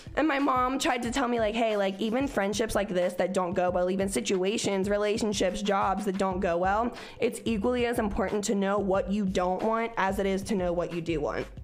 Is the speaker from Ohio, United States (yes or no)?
yes; Cincinnati, Ohio, United States; moved away; also born or lived in Oklahoma; I was from Cincinnati where bitches had like mohawks that were rainbow colored